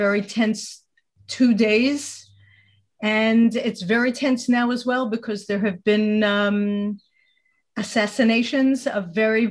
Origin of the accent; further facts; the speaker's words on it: New York City, New York, United States; moved away as an adult; now in Israel; I was born in the States and grew up in the Bronx.